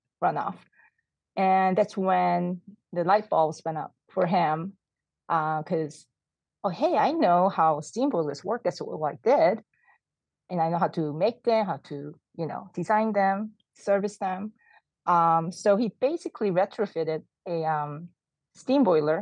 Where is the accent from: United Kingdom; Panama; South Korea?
South Korea; now in California, United States; I was born and I grew up in South Korea